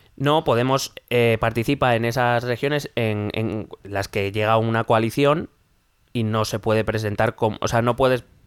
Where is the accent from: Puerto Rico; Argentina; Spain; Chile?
Spain; nosotros como españoles